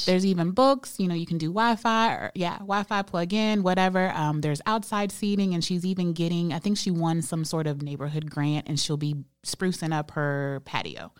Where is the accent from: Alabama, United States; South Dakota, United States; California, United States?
Alabama, United States; Birmingham; now in Charlotte, United States; I'm from Birmingham, Alabama